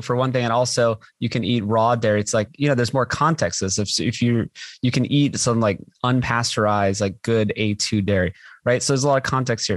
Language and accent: English; Hawaii, United States; I grew up in Hawaii.